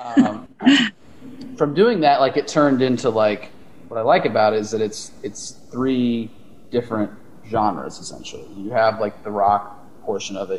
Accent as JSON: {"language": "English", "region": "Texas", "country": "United States", "also_born_or_lived": "Austin, Texas", "moved": "as an adult", "lives_now": "Los Angeles, United States", "said": "we're all from Austin, originally from different places in Texas"}